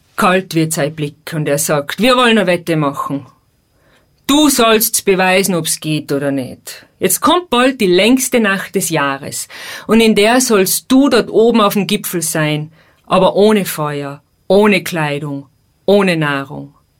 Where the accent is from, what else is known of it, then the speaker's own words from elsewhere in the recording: Tyrol, Austria; bei uns in Tirol